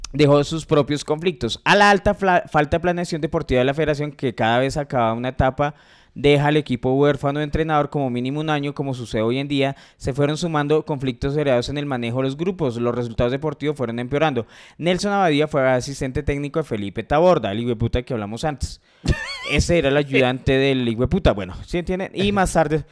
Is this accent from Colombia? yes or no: yes; Colombia